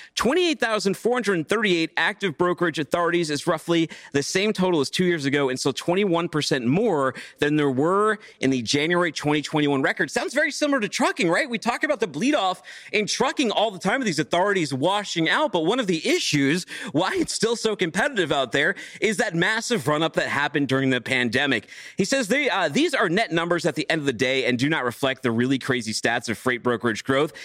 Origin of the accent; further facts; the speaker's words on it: Chattanooga, Tennessee, United States; out here in Chattanooga, my hometown.